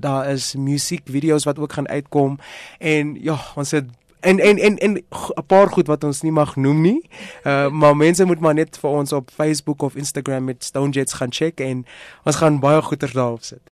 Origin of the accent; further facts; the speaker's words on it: South Africa; Ons is Suid-Afrikaners